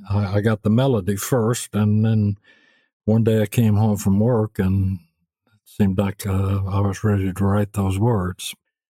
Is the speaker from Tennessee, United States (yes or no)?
yes; Memphis, Tennessee, United States; also born or lived in Arkansas / Beaumont, Texas; I was born in Arkansas, but I grew up in Memphis.